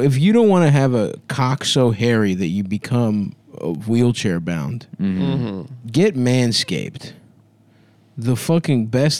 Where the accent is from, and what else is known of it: Baltimore, Maryland, United States